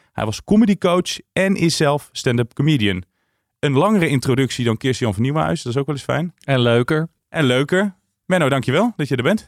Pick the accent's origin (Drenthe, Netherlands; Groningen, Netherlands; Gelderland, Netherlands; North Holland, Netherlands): Gelderland, Netherlands; Tiel; Ik ben geboren in Tiel